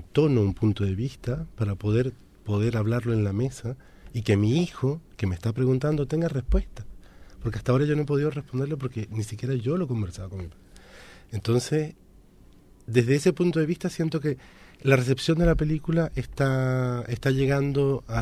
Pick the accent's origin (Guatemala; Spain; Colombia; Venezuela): Venezuela; also born or lived in France; claro entre Francia y Venezuela, pero crecí en Venezuela, digamos, me formé en Venezuela